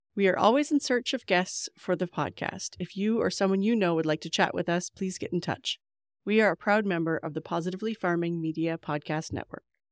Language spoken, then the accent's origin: English; Canada; as a Canadian